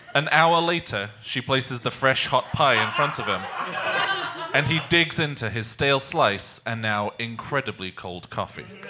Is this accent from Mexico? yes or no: no; England, United Kingdom; I am English, so I only drink tea.